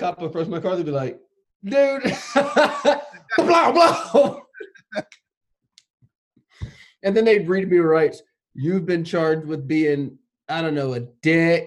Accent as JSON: {"language": "English", "town": "Los Angeles", "region": "California", "country": "United States", "tie": "born or raised there", "said": "I grew up in Los Angeles"}